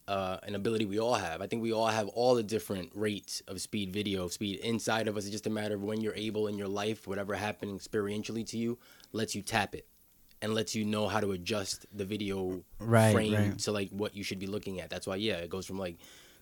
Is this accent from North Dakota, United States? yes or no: no; New York City, New York, United States; Washington Heights, New York City. So that's like uptown, like between the Bronx and Harlem.